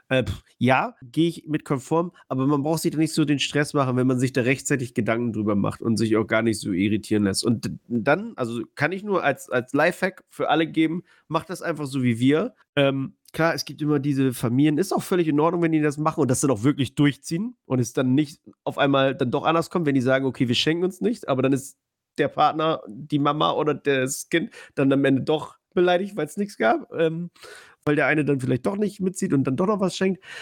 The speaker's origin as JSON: {"language": "German", "country": "Poland", "moved": "yes", "said": "Ich äh, bin aus Polen."}